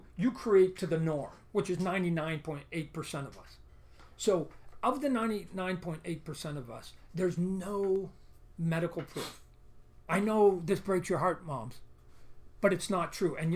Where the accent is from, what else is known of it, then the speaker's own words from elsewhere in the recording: Canada; I'm Canadian